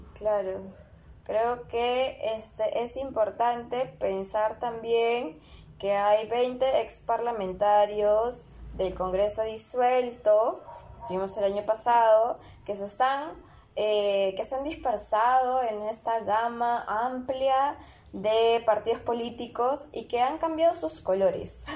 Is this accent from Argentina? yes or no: no; Lima, Peru; nosotras somos peruanas, somos limeñas